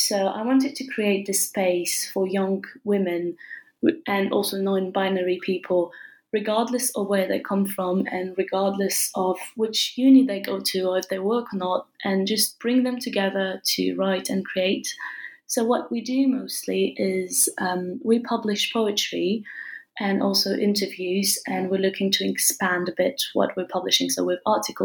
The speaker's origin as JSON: {"language": "English", "country": "France", "tie": "born or raised there", "also_born_or_lived": "England", "moved": "as an adult", "said": "I studied a bit in England and I was raised and born in France."}